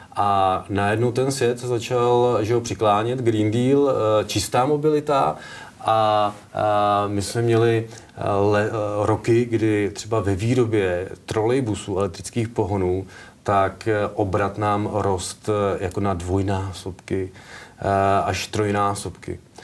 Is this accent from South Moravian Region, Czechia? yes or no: no; Kladno, Central Bohemian Region, Czechia; moved away; also born or lived in Plzeň; protože pocházím vlastně z Kladna, nebo chodil jsem do Kladna na průmku, tak a můj táta dělal celý život v kladenské poldovce